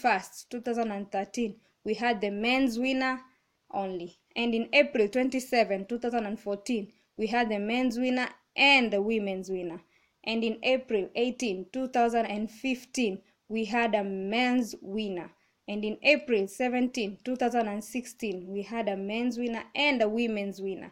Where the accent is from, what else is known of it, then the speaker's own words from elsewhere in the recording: Kenya; I'm from Kenya